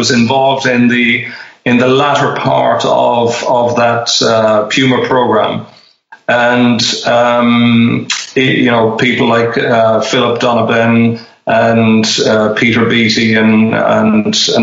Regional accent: Ireland; moved away; my home country

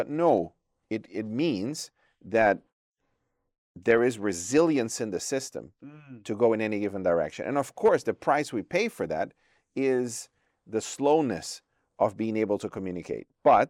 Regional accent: Brazil; born there; Although I was born in Brazil, my home division is the Trans-European Division.

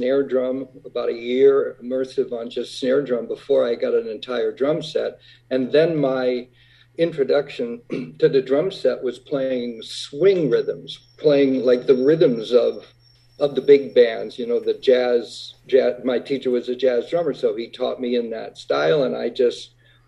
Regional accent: Whitman, Massachusetts, United States; growing up in Whitman, Massachusetts, a little town south of Boston

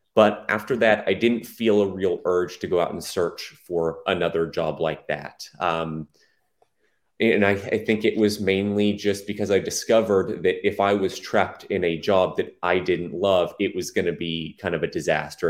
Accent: Plano, Texas, United States; also born or lived in Allen, Texas; in a city called Plano, big city. Um, that's where I s, grew up most of my life

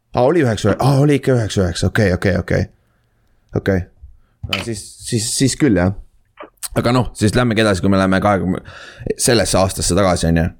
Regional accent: Saare County, Estonia; moved away; ma olen ise saarlane

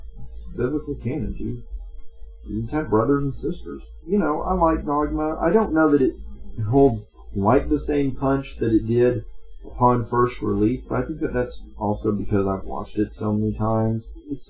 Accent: the South, United States; some of the stuff that I see in the South, growing up in the South.

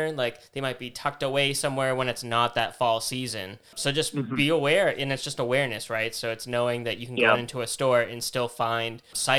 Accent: Boston, Massachusetts, United States; being from the Boston area and being kind of in the Northeast

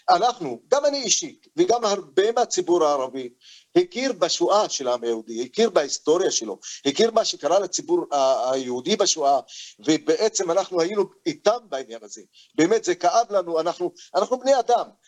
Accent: Israel; עכשיו אני בתור פלסטיני, וגם מקבל עליי את האזרחות הישראלית

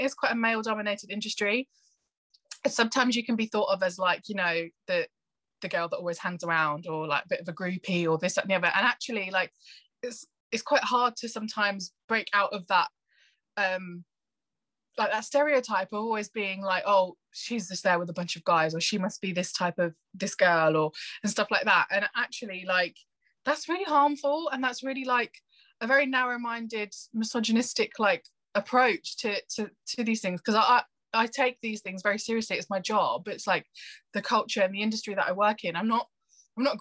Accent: Northampton, East Midlands, United Kingdom; I grew up in Northampton, which is a very white town

